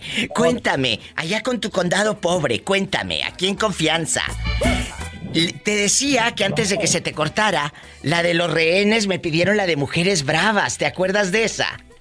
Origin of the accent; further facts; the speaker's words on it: Matamoros, Tamaulipas, Mexico; mi tierra, Matamoros